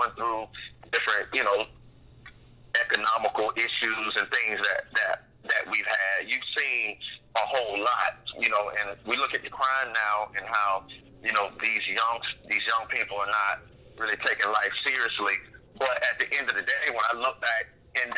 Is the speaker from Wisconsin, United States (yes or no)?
no; Jacksonville, Florida, United States; also born or lived in Orlando, Florida; I grew up off of Moncrief.